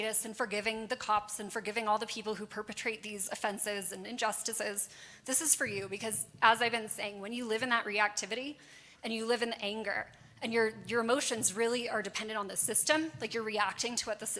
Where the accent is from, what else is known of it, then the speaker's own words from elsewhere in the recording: Los Angeles, California, United States; I'm from Los Angeles